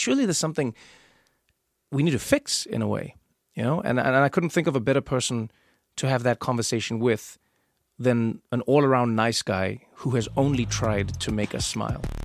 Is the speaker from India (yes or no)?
no; South Africa; moved away; because I grew up in South Africa, I grew up watching rugby.